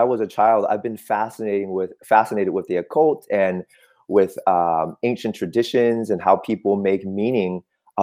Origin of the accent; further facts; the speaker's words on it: Oakland, California, United States; first language Cantonese; English is a second language; also born or lived in Vietnam / Michigan; I grew up in Oakland